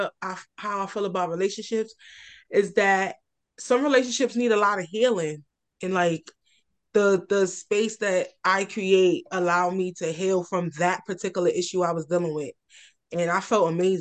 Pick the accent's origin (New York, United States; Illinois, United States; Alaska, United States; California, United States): New York, United States; New York City; I'm from, born and raised in Red Hook, Brooklyn